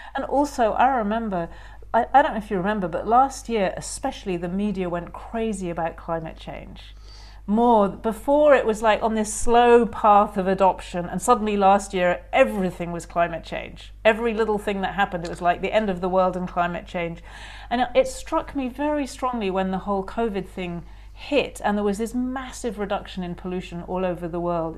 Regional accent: United Kingdom; being very British

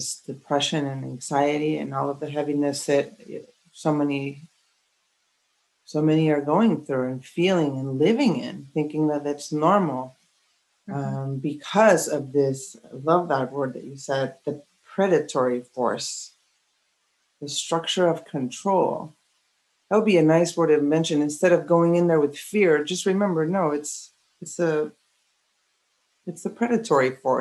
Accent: Mexico; moved away; I grew up in Mexico

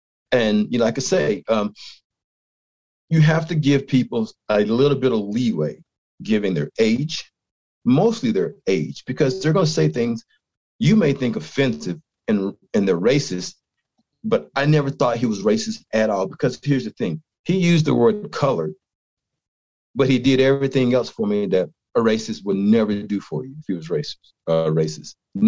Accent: East Coast, United States; now in Utah, United States; I'm from the East Coast. I grew up in an area of my state that was highly populated with the Ku Klux Klan.

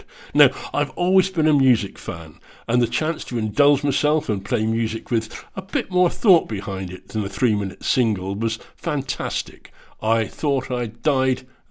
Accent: England, United Kingdom; moved away as an adult; now in Scotland, United Kingdom; I'm English, but have now spent more than half my life in Scotland

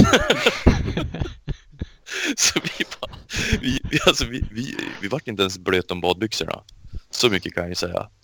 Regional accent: Sweden; som svensk

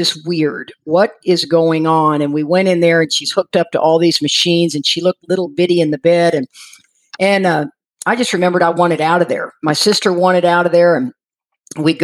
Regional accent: Houston, Texas, United States; also born or lived in Freeport, Texas; I grew up in Houston and down in Freeport, Texas, down by the coast, Surfside, San Luis Pass, that area.

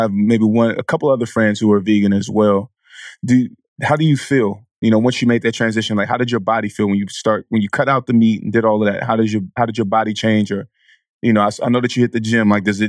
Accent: Vallejo, California, United States; I'm from the Bay. I'm from Vallejo, man.

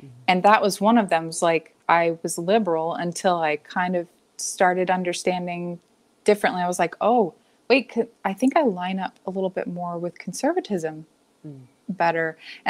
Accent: Alabama, United States; now in Seattle, United States; I came from Alabama, from a fairly liberal town there too. It was like a pretty blue part of the state.

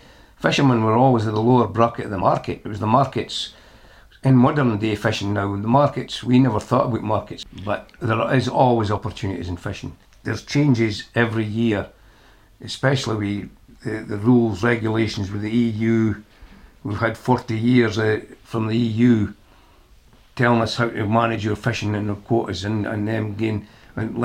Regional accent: St Abbs, Scotland, United Kingdom; I was born in St. Abbs and right beside the sea

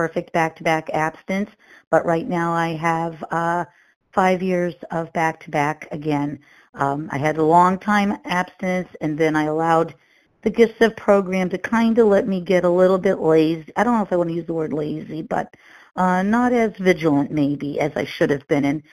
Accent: Massachusetts, United States; I'm from Massachusetts

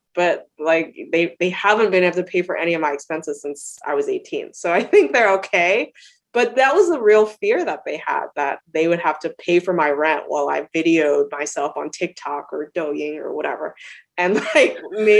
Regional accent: Australia; also born or lived in China / Canada; now in United States; I was born in China. I went to elementary school in Australia, Canada. I came to the United States.

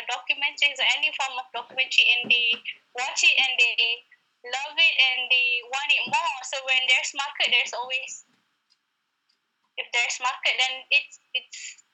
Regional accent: Malaysia; as Malaysian

